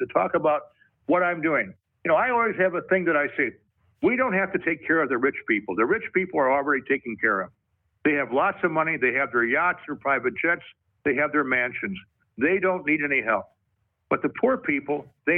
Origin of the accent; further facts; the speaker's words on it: Michigan, United States; I'm from Michigan